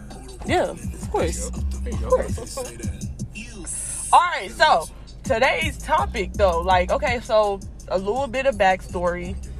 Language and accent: English; Ohio, United States; now in Texas, United States